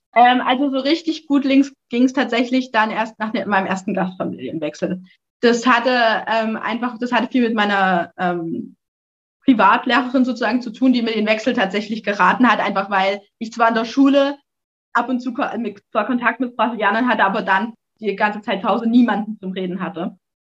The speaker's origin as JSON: {"language": "German", "area": "Erzgebirge", "region": "Saxony", "country": "Germany", "said": "ich komme aus dem Erzgebirge"}